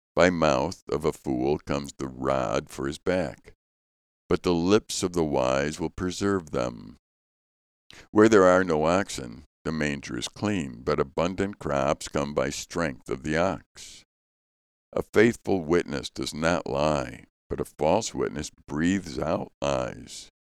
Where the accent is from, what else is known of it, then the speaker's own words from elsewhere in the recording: Chicago, Illinois, United States; Growing up in Chicago